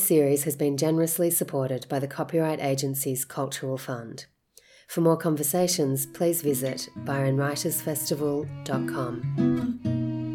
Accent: Brisbane, Queensland, Australia; when I was growing up in Brisbane, man, there were barely any African people

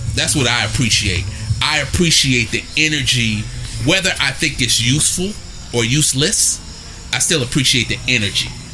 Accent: Oakland, California, United States; I come from Oakland, California. It's a blue collar people.

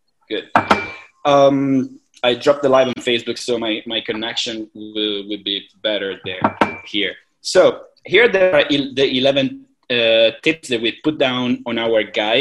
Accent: Italy; moved away as an adult; also born or lived in China / Hong Kong; now in Thailand; I'm originally from Italy.

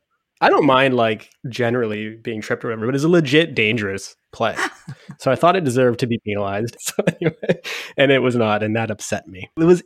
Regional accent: Waterloo, Ontario, Canada; My hometown.

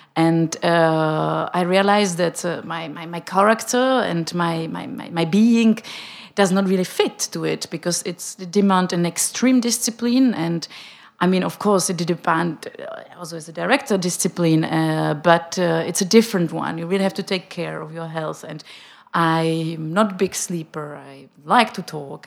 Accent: Prague, Czechia; English is a second language; moved away as an adult; also born or lived in Switzerland / United States; I'm coming from Prague, and I'm used to apologize for my bad German

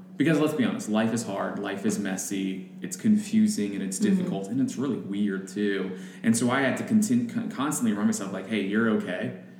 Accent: Orlando, Florida, United States; moved away as an adult; also born or lived in Wisconsin; So I grew up in Orlando, and then I went to college in Wisconsin.

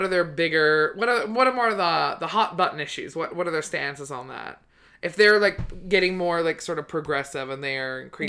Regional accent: New Westminster, British Columbia, Canada; He's from like right where I grew up. Like right close to there.

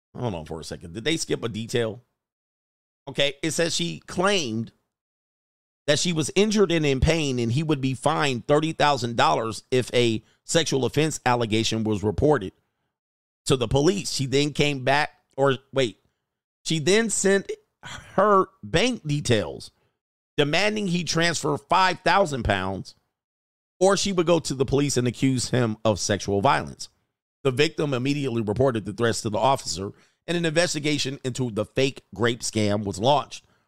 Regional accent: California, United States; I'm from California

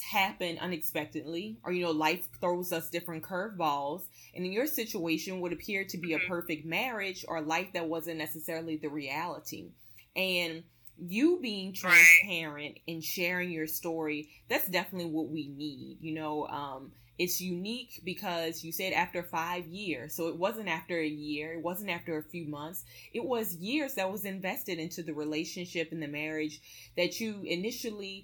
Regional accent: Louisiana, United States; also born or lived in Metairie, Louisiana; I'm originally from Louisiana myself

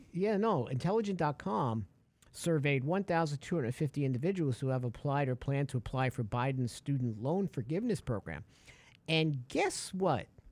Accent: New York, United States; I'm a big Mets fan, Yankees fan. I'm from New York.

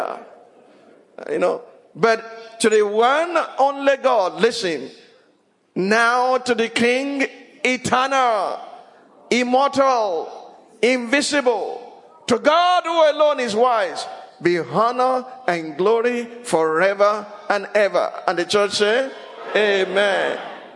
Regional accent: Ile-Ife, Osun, Nigeria; also born or lived in Abeokuta; As I was growing up in Ilife, it was Obadesoji Aderemi.

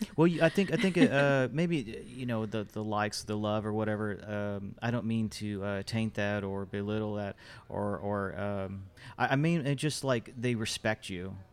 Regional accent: Fort Worth, Texas, United States; I'm from Fort Worth

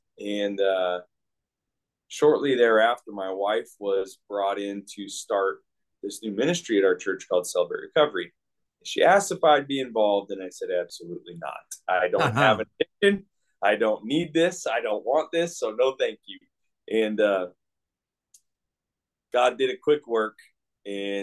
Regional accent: Port Orchard, Washington, United States; I grew up in the Pacific Northwest, in a town called Port Orchard, Washington

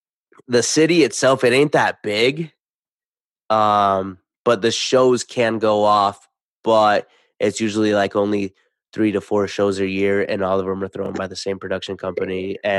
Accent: Idaho, United States; I'm from Idaho. I'm from Idaho, dog.

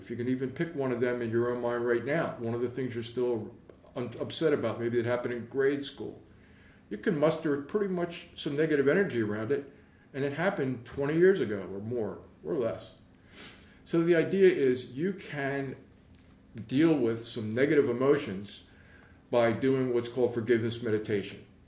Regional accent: Philadelphia, Pennsylvania, United States; I'm originally from Philly I grew up in West Philly for a while

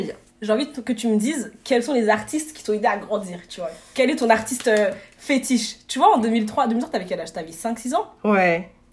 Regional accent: Paris region, Île-de-France, France; also born or lived in Marseille / Aix-en-Provence; on est monté en région parisienne euh, dans une petite ville euh, du 77. Et euh, bah, ça, ça c'était du coup de mes 4 ans jusqu'à mes 12 ans

